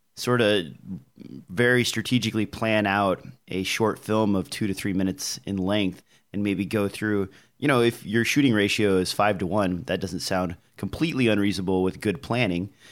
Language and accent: English; Nebraska, United States; I'm from Nebraska